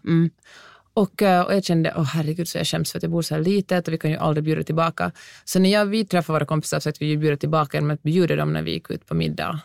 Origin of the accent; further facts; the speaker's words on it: Helsinki, Uusimaa, Finland; moved away as an adult; now in Los Angeles, United States; jag kom från Helsingfors